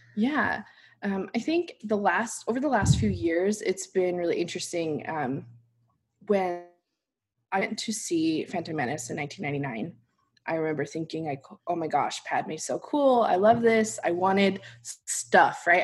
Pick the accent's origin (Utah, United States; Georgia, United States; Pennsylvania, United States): Utah, United States; Salt Lake City; moved away; also born or lived in New York City; I'm from Salt Lake City